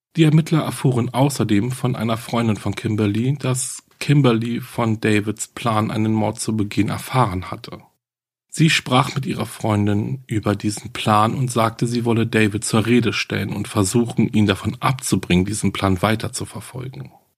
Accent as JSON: {"language": "German", "country": "Germany", "said": "bei uns in Deutschland"}